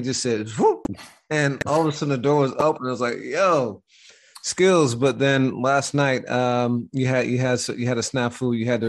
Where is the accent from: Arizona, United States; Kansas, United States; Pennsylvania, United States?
Pennsylvania, United States; Pittsburgh; You know, being from Pittsburgh and I'm from the Midwest, you know how, you know, sometimes growing up, people would ask if you wanted a Coke